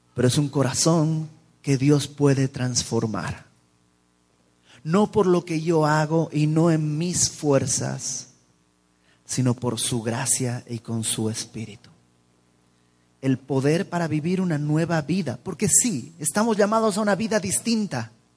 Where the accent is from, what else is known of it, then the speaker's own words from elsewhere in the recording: Mexico; no somos los mexicanos así